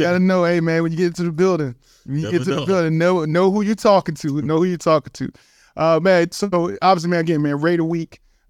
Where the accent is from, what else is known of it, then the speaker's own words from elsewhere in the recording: Richmond, Virginia, United States; So I'm from Richmond, Virginia, University of Richmond Spiders. Shout out to the East Coast, obviously.